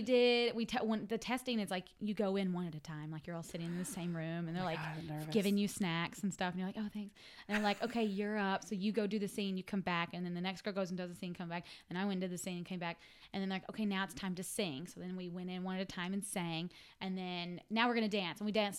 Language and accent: English; Arkansas, United States; No, Arkansas. My sister lived in Nashville for a long time, so I would go back and forth.